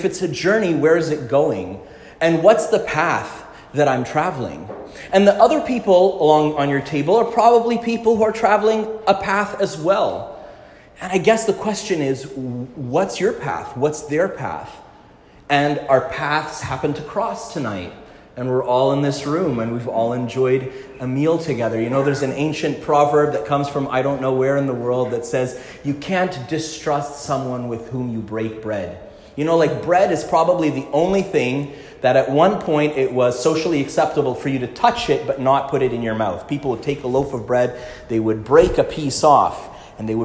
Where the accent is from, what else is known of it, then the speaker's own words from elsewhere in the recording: Montreal, Quebec, Canada; I grew up in Quebec, in Montreal